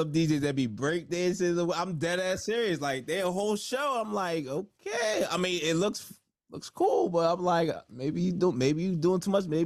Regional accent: New Jersey, United States; also born or lived in New York / Mexico / New Orleans; South Jersey, Nigerian descent, first generation though, but Igbo, Nigerian American. But uh man, I lived like all over New York, Mexico, uh, New Orleans

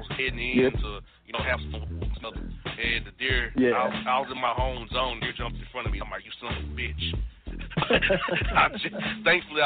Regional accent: Florida, United States; my home state

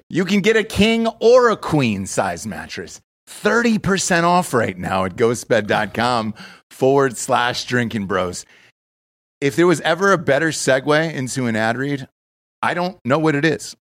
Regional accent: United States; I'm an American

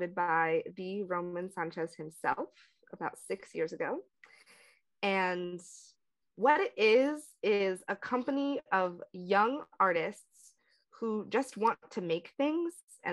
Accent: outside of North Philadelphia, Pennsylvania, United States; now in New York, United States; my hometown outside of North Philly

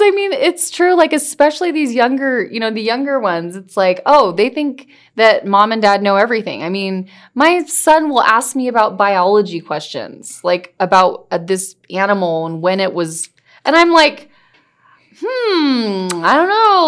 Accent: California, United States; I grew up in California

